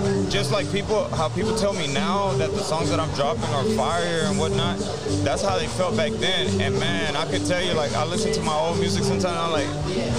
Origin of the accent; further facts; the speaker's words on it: Houston, Texas, United States; also born or lived in Kingwood, Texas; I was raised in Southwest Houston.